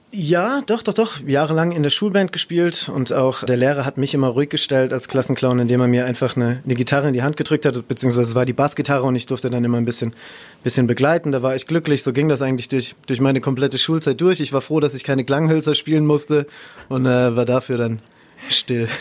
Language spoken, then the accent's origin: German; Ludwigshafen, Rhineland-Palatinate, Germany; weil Heidelberg ist ja jetzt auch nicht so weit entfernt von Ludwigshafen, wo ich aufgewachsen bin